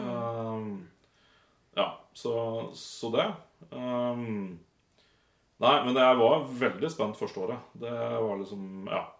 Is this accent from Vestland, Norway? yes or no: no; Nittedal, Akershus, Norway; moved away as an adult; now in Volda, Norway; Nittedal eh, ligger rett utafor Oslo. Ja. Så um, ja. Var jeg der til jeg var 21, og så flytta jeg til Volda